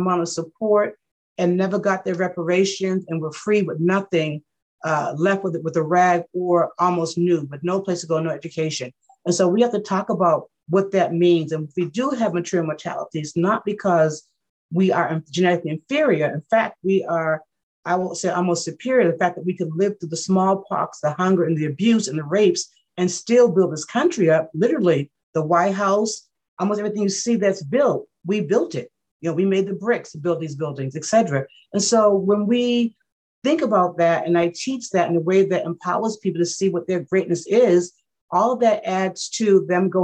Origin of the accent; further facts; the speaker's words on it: the South, United States; I'm from the South. We had to be born at home